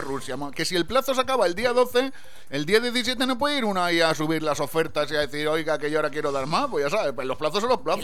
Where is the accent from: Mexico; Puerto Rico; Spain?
Spain; Valencian Community; yo, como soy de Valencia, pero de un pueblecito al lado, que no lo hablamos muy bien